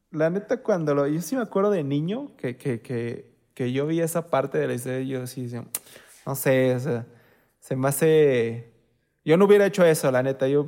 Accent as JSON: {"language": "Spanish", "country": "Mexico", "said": "puedo ser pobre y la chingada, pero soy mexicano, o sea, me pueden quitar mi casa, pero no puedo quitar lo mexicano."}